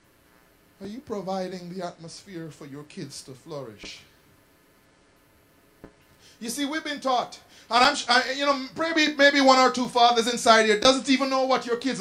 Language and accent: English; Jamaica; I grew up in Jamaica